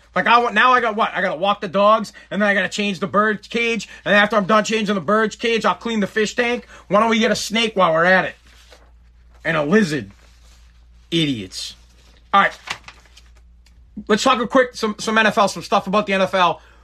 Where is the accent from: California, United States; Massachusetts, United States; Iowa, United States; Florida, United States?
Massachusetts, United States; Woburn; now in Revere, United States; I'm from Woburn, but I live in Revere